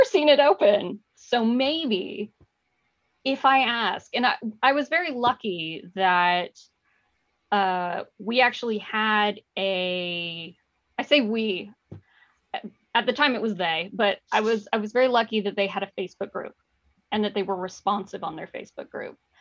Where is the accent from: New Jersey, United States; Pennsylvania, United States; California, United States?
California, United States; Mountain View; I grew up in Mountain View